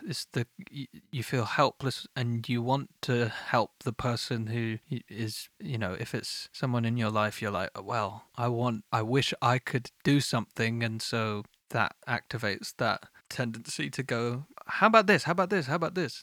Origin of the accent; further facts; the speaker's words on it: United Kingdom; I am British